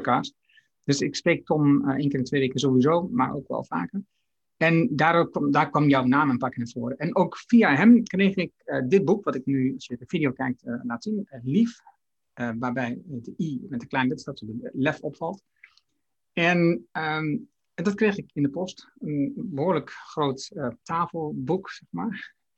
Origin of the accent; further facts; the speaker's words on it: Haaksbergen, Overijssel, Netherlands; mijn geboorteplaats Haaksberg